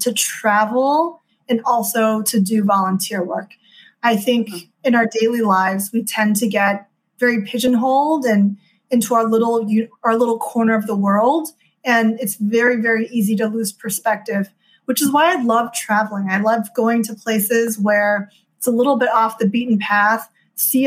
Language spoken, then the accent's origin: English; Houston, Texas, United States; moved away as an adult; also born or lived in China / East Coast, United States; now in California, United States; I grew up in Houston, Texas